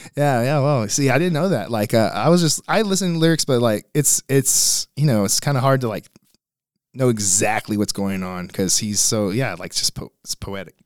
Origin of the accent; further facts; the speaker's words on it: Beeville, Texas, United States; also born or lived in Corpus Christi, Texas; now in San Antonio, United States; from Beeville, Texas, that's where I grew up from